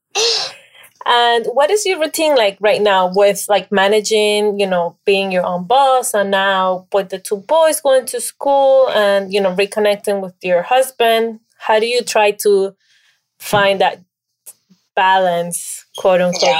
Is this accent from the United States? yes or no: no; Peru; I'm from Peru